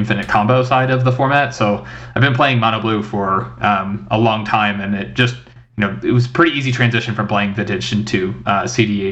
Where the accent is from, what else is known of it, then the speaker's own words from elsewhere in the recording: Northeast, United States; I grew up in the Northeast